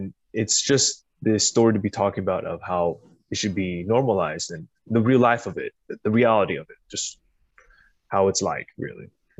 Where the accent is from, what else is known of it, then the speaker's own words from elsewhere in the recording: Indonesia; now in United States; I'm Indonesian, but okay. My parents like to say Chinese descent. So uh-huh. It's like, so we come from China to be raised in Indonesia, but I speak Indonesian.